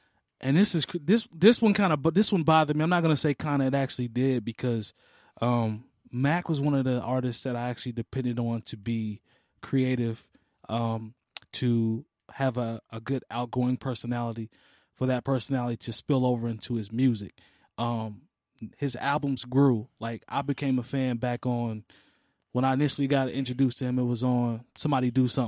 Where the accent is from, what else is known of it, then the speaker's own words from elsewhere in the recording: Turin, Piedmont, Italy; I grew up here in Turin, so I'm cool with that.